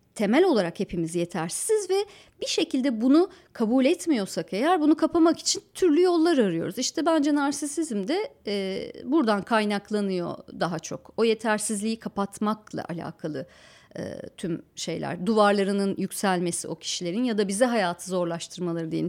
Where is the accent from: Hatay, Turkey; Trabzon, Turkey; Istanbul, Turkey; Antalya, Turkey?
Antalya, Turkey; moved away; also born or lived in Ankara; Antalya'nın kale içi yıllardır belli bir takım dokusunu koruyan bir yer. Şimdilerde daha da korumaya alındı. orada ahşap iki katlı, üç katlı yapılar vardır. Çocukluğum mesela onların içinde geçti